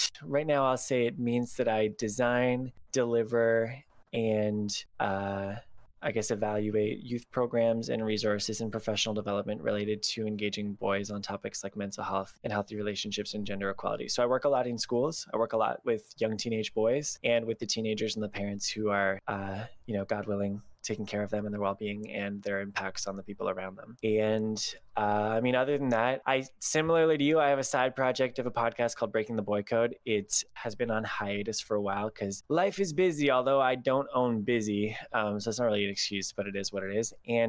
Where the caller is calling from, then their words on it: Toronto, Ontario, Canada; My pronouns are he and him, and I'm calling from Toronto, Ontario, Canada.